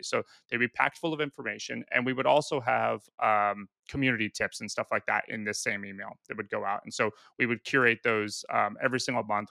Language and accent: English; Pacific Northwest, United States; moved away as an adult; also born or lived in Australia; now in San Diego, United States; I moved to San Diego. I was originally from the Pacific Northwest